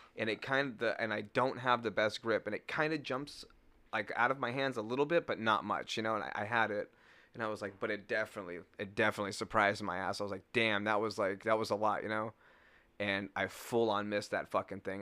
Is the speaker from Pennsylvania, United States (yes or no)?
no; California, United States; now in Wisconsin, United States; I was from California, you know? I'm a fresh California kid